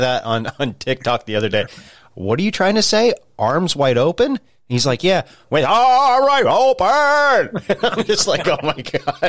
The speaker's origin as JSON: {"language": "English", "region": "Pennsylvania", "country": "United States", "said": "I'm from Pennsylvania"}